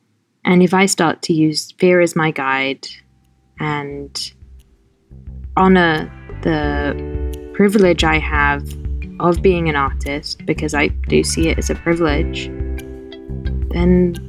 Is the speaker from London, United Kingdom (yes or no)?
yes; London, United Kingdom; also born or lived in Norfolk / Pittsburgh / Los Angeles; now in New York, United States; I was born in Norfolk in England. I grew up in London, and then I lived in Pittsburgh for 3 years, and then I lived in LA for 10 years, and now I live in New York